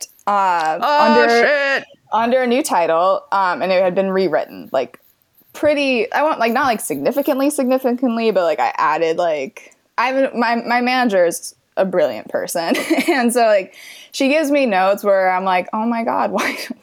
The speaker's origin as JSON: {"language": "English", "region": "Midwest", "country": "United States", "moved": "as an adult", "lives_now": "Los Angeles, United States", "said": "I'm from the Midwest and I just missed my home and my family and all my like friends from back home."}